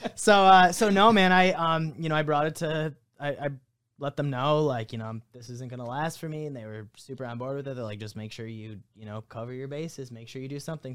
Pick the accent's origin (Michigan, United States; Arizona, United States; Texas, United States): Michigan, United States; South Lyon; also born or lived in Livonia, Michigan; originally I was born in Livonia area. I moved to South Lyon when I was in, like, fourth grade